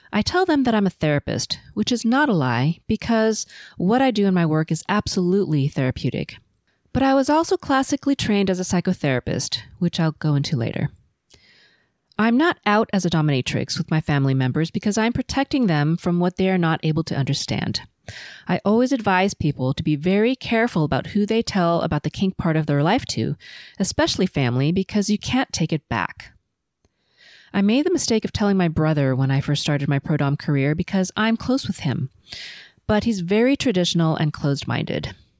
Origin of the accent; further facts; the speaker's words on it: Los Angeles, California, United States; first language Cantonese; English is a second language; I was born and raised in L A to first generation Chinese and Filipino parents, and I've never lived anywhere else